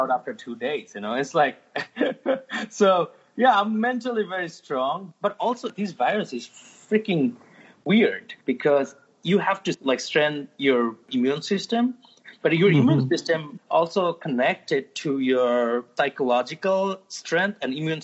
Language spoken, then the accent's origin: English; Dhaka, Dhaka Division, Bangladesh; English is a second language; moved away as an adult; also born or lived in Turkey; now in New York City, United States; I was born and raised most of my life in Dhaka, actually.